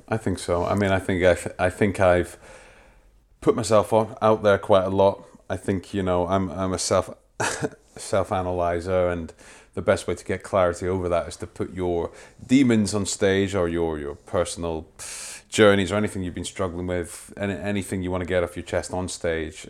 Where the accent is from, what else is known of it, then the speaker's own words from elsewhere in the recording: Wormit, Scotland, United Kingdom; Grew up in a, on the outskirts of, uh, Dundee, just over the water. No one's ever heard of it. It's a place called, uh, a place called Wormit